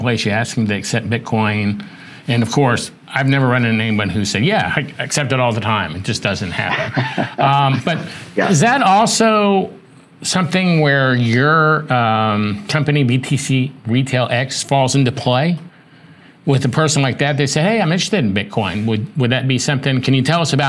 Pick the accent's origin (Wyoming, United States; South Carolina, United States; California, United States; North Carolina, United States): South Carolina, United States; Charleston; moved away; also born or lived in Miami; I'm from Charleston, South Carolina